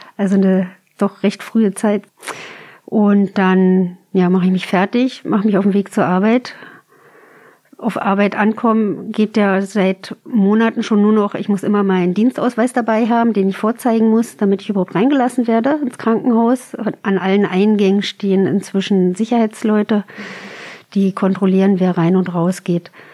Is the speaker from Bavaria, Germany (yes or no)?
no; countryside southeast of Berlin, near the Spreewald, Brandenburg, Germany; moved away as an adult; now in Berlin, Germany; so richtig schön vom Lande Richtung südöstlich von Berlin. Also kurz vorm Spreewald.